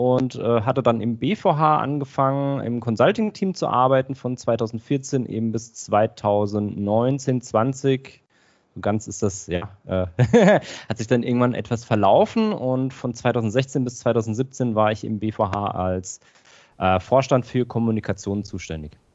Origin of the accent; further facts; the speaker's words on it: Aschaffenburg, Bavaria, Germany; now in Augsburg, Germany; Ich komme ursprünglich aus Aschaffenburg in Unterfranken, also in der Nähe von Frankfurt, aber ich äh, lebe mittlerweile in äh, Augsburg